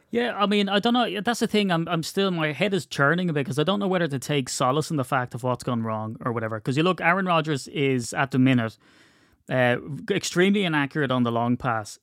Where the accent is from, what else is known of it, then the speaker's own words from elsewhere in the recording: Ireland; we're Irish